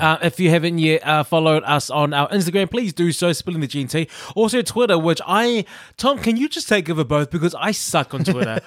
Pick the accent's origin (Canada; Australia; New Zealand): New Zealand; now in United Kingdom; I'm from New Zealand